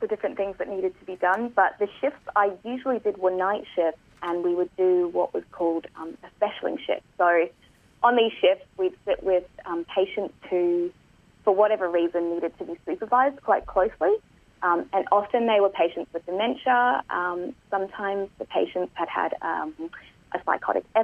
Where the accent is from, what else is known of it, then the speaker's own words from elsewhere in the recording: Perth, Western Australia, Australia; I'm from Perth.